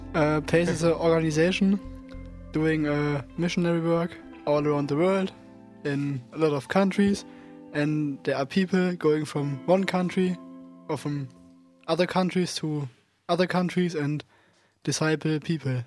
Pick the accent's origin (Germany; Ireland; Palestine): Germany; moved away as an adult; now in Faroe Islands; I'm also from Germany.